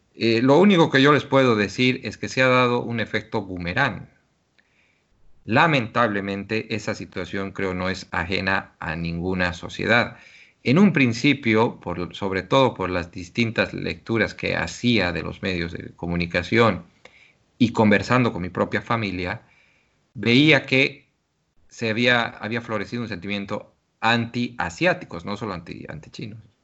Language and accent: Spanish; Bolivia; now in China